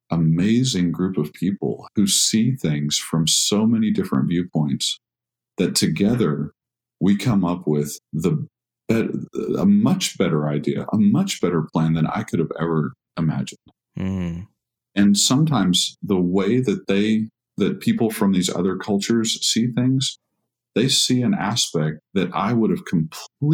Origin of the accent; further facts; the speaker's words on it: Texas, United States; I'm from Texas